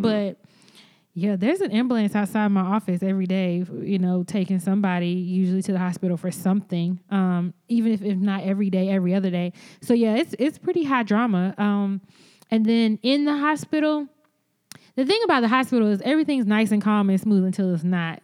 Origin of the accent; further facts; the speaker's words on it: the South, United States; moved away; also born or lived in Boston; being Black American and having a Southern Black American experience